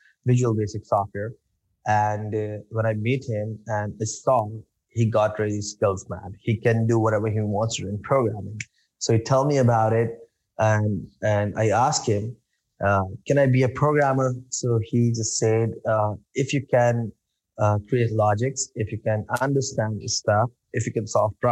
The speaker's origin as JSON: {"language": "English", "town": "Karachi", "region": "Sindh", "country": "Pakistan", "tie": "born or raised there", "said": "I'm from Pakistan, and actually, I'm living in Karachi"}